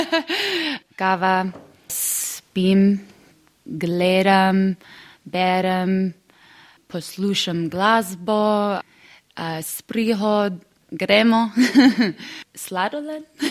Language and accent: Slovenian; New York, United States; Slovenian is a second language; iz Amerike, iz New Yorka.